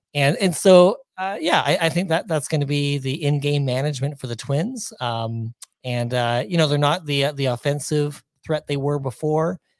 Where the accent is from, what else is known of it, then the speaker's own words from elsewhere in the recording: Ontario, Canada; moved away as an adult; also born or lived in Pacific Northwest; now in Minnesota, United States; I was born and raised in Ontario